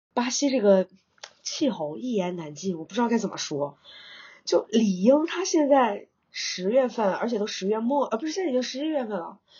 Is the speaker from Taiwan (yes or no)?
no; China; moved away as an adult; now in São Paulo, Brazil; 我们中国人勤劳为本的天性